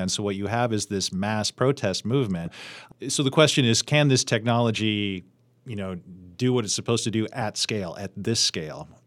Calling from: Pittsburgh, Pennsylvania, United States; I am from Pittsburgh.

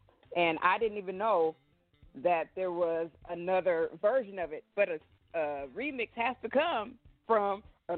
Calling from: Portland, Oregon, United States; I am calling from Portland, Oregon.

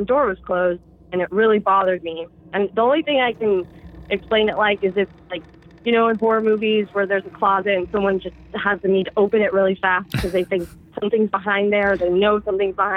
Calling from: Humboldt County, California, United States; I'm calling from Humboldt County, California

